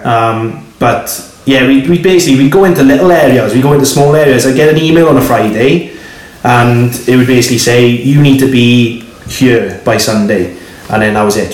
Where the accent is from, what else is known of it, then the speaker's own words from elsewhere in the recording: Swansea, Wales, United Kingdom; I'm from Swansea